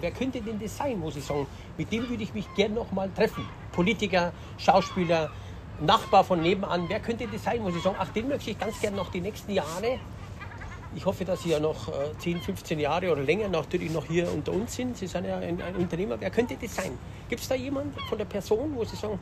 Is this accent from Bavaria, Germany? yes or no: yes; Upper Bavaria, Germany; ich komme ja aus Oberbayern